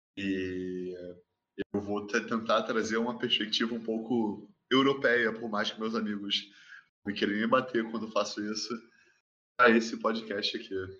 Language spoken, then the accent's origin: Portuguese; Brazil; now in Portugal